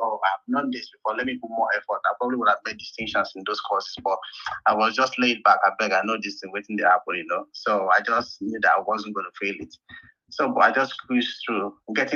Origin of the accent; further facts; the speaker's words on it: Port Harcourt, Rivers State, Nigeria; also born or lived in Calabar; I was coming from Port Harcourt